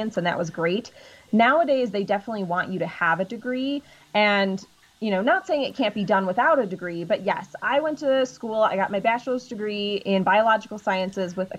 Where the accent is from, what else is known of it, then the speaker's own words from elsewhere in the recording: Illinois, United States; Yeah, I grew up in Illinois. So I'm originally from Illinois.